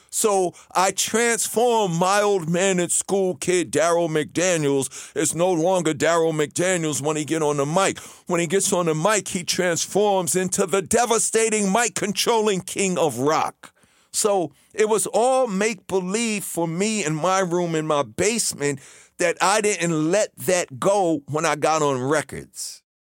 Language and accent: English; New York City, New York, United States; when I was a kid growing up in Queens